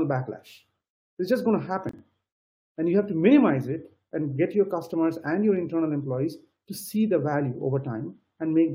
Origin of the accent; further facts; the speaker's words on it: India; moved away; I come from India